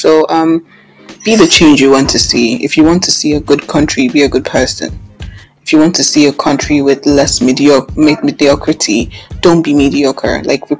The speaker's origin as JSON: {"language": "English", "country": "Nigeria", "said": "It's we as Nigerian citizens."}